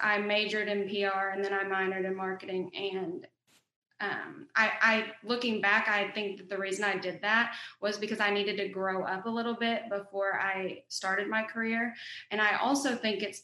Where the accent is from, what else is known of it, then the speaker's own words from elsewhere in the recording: Oklahoma, United States; accent: Southern twang; I'm from Oklahoma. I live in Duncan, Oklahoma.